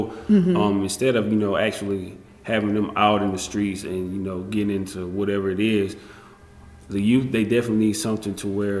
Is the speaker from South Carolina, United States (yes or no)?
yes; Jonesville, South Carolina, United States; I'm from Jonesville, South Carolina. This is right by Union. We're in Union County.